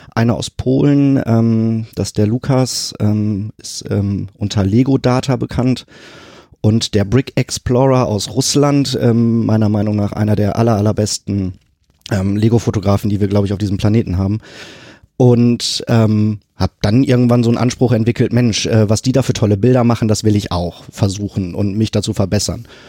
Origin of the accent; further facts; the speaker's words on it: Sprockhövel, North Rhine-Westphalia, Germany; moved away as an adult; now in Hamburg, Germany; Da, äh, da bin ich aufgewachsen und groß geworden